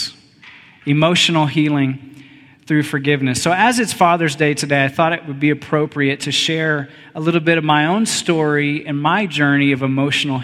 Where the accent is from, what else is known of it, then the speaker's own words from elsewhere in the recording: Texas, United States; I grew up in Texas